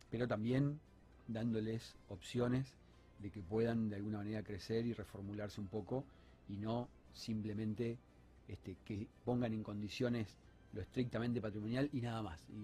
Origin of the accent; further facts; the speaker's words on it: Entre Ríos, Argentina; now in Rosario, Argentina; no soy rosarino de, nacimiento, sino que soy por adopción, de Entre Ríos. Este, vine en el 91